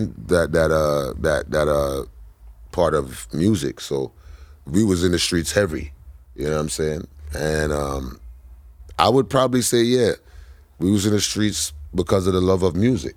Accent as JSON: {"language": "English", "town": "New York City", "region": "New York", "country": "United States", "tie": "born or raised there", "said": "we grew up in a brownstone in, in the middle of Flatbush."}